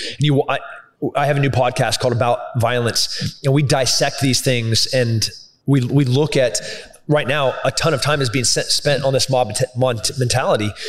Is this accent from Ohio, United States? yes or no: no; Atascadero, California, United States; also born or lived in San Luis Obispo, California / Cambria, California; now in Texas, United States; born in San Luis Obispo, raised in Atascadero and Cambria